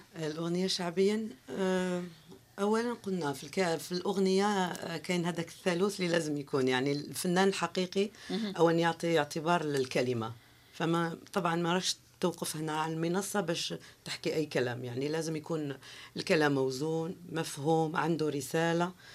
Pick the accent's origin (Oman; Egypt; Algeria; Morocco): Algeria; Algiers, Algiers Province; first language Kabyle; Arabic is a second language; مسقط راسي كان بالعاصمه